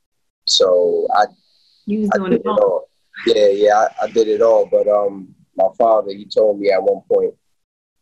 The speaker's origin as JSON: {"language": "English", "town": "New Rochelle", "region": "New York", "country": "United States", "tie": "born or raised there", "also_born_or_lived": "Pennsylvania / Miami / Kansas City", "moved": "as an adult", "said": "I'm from New Rochelle, New York. Went to New Rochelle High School."}